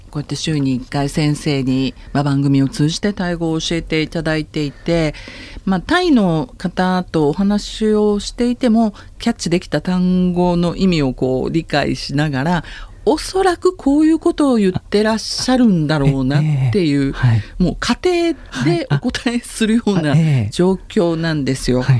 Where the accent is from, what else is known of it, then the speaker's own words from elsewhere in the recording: Hyogo, Japan; すね。はい、あの、私の出身県でござい